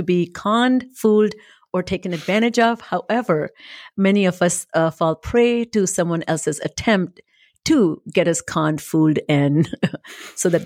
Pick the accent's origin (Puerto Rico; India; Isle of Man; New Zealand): India; moved away as an adult; now in United States; I came from India, never had seen a Christmas tree